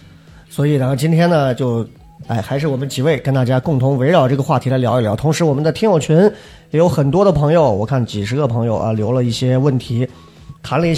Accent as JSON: {"language": "Chinese", "town": "Xi'an", "region": "Shaanxi", "country": "China", "tie": "born or raised there", "said": "呃，就西安市城里长大的，呃，跟你们一比，可能真不算吃过啥苦。"}